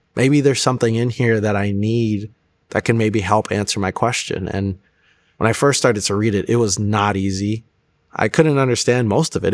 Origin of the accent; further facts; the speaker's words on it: Florida, United States; also born or lived in Chicago; I was born in Chicago, but I was actually raised since I was, like, four down in Florida. So, Florida was really all I knew